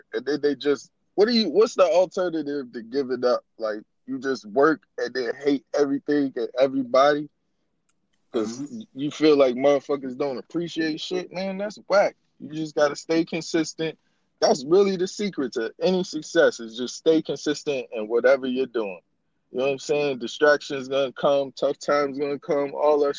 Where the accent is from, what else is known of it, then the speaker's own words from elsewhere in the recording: the South, United States; I'm from the South